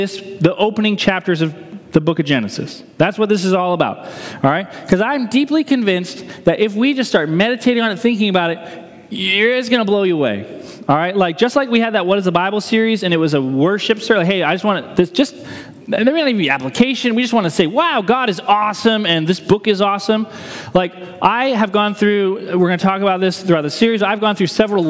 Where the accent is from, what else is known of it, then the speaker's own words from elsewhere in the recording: New Hampshire, United States; growing up in New Hampshire